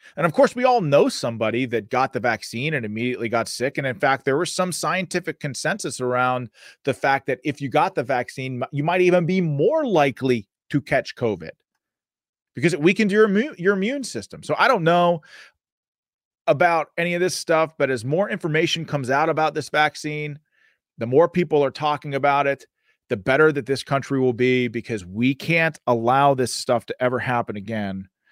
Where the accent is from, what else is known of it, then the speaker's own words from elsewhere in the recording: Pittsburgh, Pennsylvania, United States; I'm from Western Pennsylvania, from the Pittsburgh area, born and raised, fourth generation.